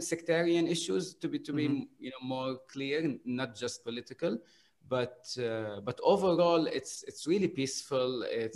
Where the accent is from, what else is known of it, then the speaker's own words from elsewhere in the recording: Beirut, Beirut Governorate, Lebanon; moved away as an adult; now in Bahrain; I come from Lebanon and Beirut.